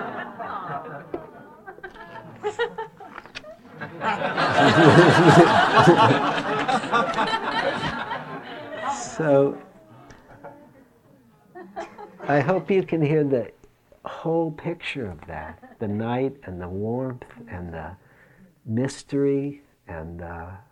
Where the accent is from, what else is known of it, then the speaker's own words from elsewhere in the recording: Detroit, Michigan, United States; it was in Detroit, growing up in Detroit